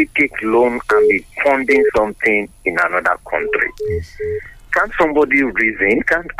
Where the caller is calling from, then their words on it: Ifo, Ogun State, Nigeria; I'm calling from Ifo.